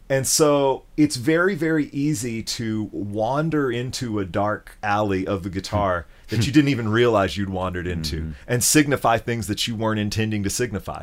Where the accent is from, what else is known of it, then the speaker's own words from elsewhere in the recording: Memphis, Tennessee, United States; moved away; my experience growing up in Memphis